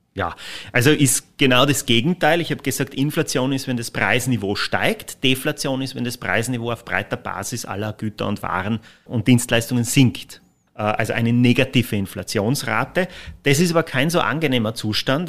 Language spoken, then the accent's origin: German; Austria